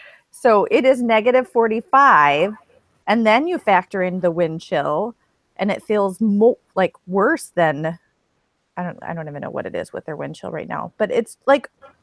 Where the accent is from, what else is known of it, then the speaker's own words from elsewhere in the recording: Minnesota, United States; moved away; my hometown in Minnesota is 45 below zero before the wind chill.